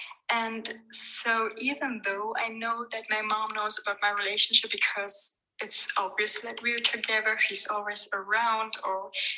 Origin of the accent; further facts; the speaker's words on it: Germany; So basically, I was born and raised in Germany, but not really religiously. Both my parents are Persian